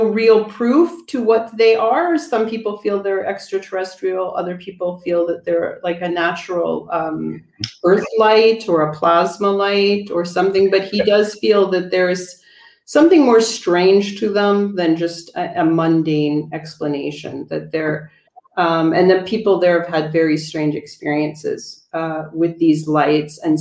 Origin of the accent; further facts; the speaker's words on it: Canada; now in Italy; even though I'm Canadian, I don't really miss ice and snow